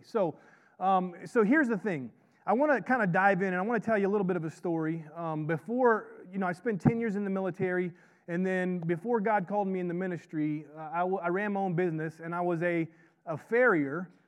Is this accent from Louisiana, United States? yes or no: no; Florida, United States; I, I grew up in Florida